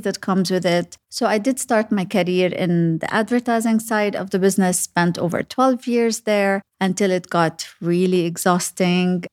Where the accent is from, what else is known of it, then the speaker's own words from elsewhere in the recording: Sharjah, United Arab Emirates; also born or lived in Lebanon / Dubai / Abu Dhabi; having gro-, grown up in Sharjah, I feel that I pretty much know the U A E from the back of my hands.